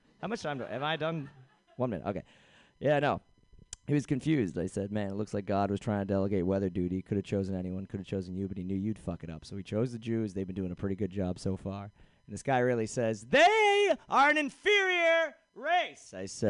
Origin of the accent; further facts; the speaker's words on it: Boston, Massachusetts, United States; now in San Francisco, United States; I'm from Boston, Massachusetts.